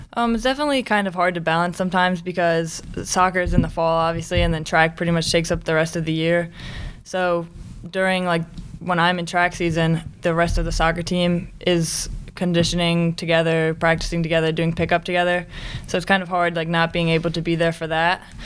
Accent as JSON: {"language": "English", "town": "Westminster", "region": "Maryland", "country": "United States", "said": "I'm from Westminster, Maryland"}